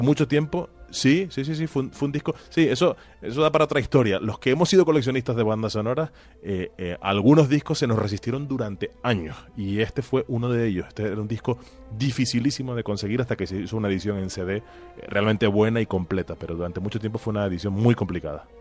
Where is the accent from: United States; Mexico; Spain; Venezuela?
Spain; Tenerife, Canary Islands; moved away; en algún sitio en Tenerife, en mi tierra natal